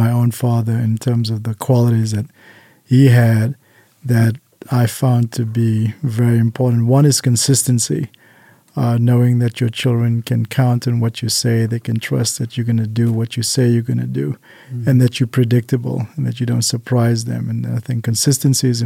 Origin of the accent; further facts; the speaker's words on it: Cape Town, Western Cape, South Africa; now in Las Vegas, United States; I'm originally from Cape Town, South Africa, but I've lived in the United States since 1997